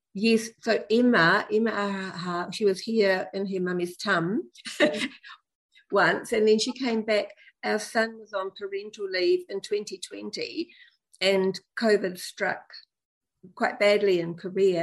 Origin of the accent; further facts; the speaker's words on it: New Zealand; we as Kiwi parents